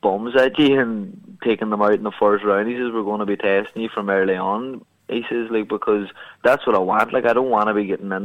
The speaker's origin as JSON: {"language": "English", "country": "Ireland", "tie": "born or raised there", "said": "my hometown here"}